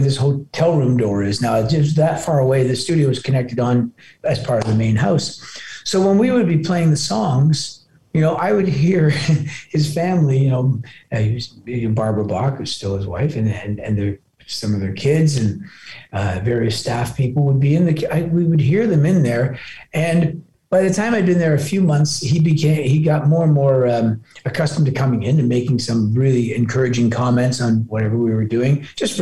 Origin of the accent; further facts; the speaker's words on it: Toronto, Ontario, Canada; also born or lived in Glasgow, Scotland; I was born in Glasgow, but my family immigrated. My mom and dad immigrated. I'm the eldest when I was just a little kid. No, I'm very much a Canadian. I grew up in Toronto and I still live in Toronto